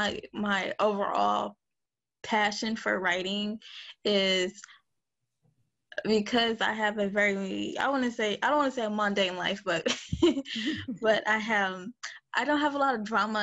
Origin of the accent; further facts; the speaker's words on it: Detroit, Michigan, United States; I grew up in Detroit, Michigan. I've lived in Detroit for about, 24, 25 years